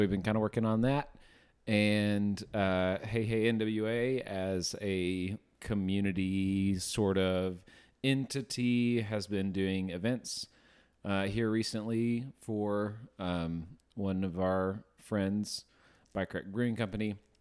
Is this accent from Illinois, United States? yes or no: no; Memphis, Tennessee, United States; now in Northwest Arkansas, United States; growing up in Memphis, we'd always go see the Redbirds